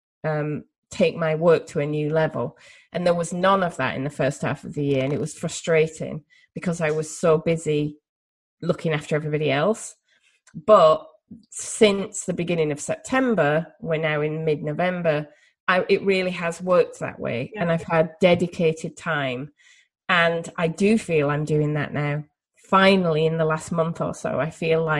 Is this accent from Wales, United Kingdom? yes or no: no; Yorkshire and the Humber, United Kingdom; also born or lived in United States; there's the Yorkshire part of my brain or the Northern England part of my brain